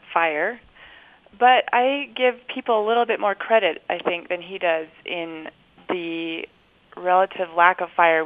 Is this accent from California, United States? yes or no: no; Olympia, Washington, United States; now in Logan, United States; I grew up in Western Washington, Southwest Washington, near Olympia